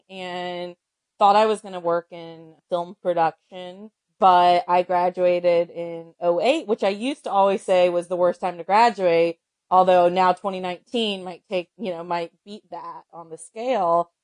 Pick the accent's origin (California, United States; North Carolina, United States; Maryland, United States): North Carolina, United States; I'm from North Carolina